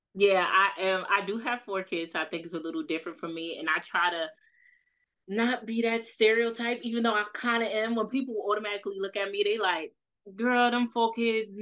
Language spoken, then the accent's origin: English; New York City, New York, United States; accent: New York; I'm from Brooklyn, East New York.